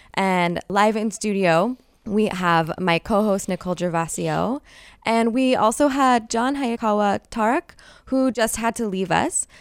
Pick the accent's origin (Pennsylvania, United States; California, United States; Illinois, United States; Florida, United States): California, United States; Bay Area; Born and raised here, I always referred to my hometown as an epicenter of radical movements